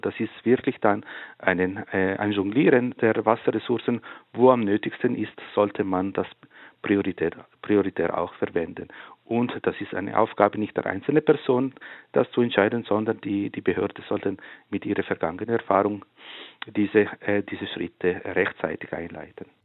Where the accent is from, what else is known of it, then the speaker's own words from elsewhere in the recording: Ticino, Switzerland; In der Gemeinde, wo ich aufgewachsen bin, im Tessin